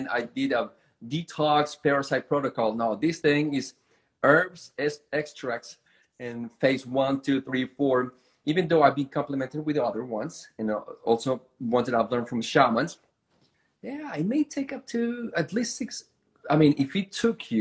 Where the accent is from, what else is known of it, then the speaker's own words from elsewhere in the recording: Bogotá, Bogotá Capital District, Colombia; first language Spanish; English is a second language; moved away as an adult; now in United States; My hometown, Bogota, is in the mountains about 10,000 feet above the sea level.